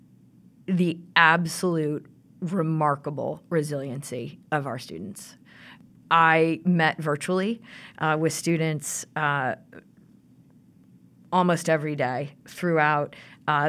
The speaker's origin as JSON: {"language": "English", "region": "Midwest", "country": "United States", "moved": "as an adult", "lives_now": "Rhode Island, United States", "said": "So I moved to Rhode Island 20 years ago. I'm a Midwesterner"}